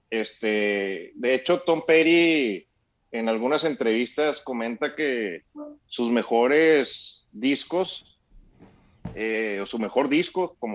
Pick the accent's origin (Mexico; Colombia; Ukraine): Mexico; Chihuahua; No, somos de Chihuahua